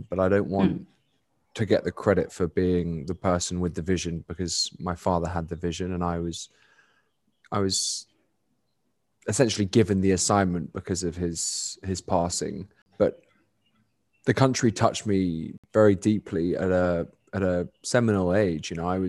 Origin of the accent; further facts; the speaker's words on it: London, United Kingdom; because it's so alien to, you know, the privileged bubble that I grew up in London, England.